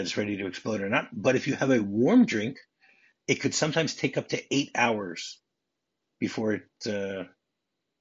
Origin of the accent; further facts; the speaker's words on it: Michigan, United States; now in Israel; I grew up in Michigan